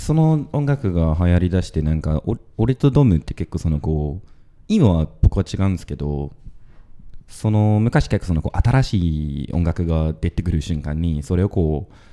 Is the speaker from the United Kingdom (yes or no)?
yes; United Kingdom; Japanese is a second language; moved away; 2人ともイギリス人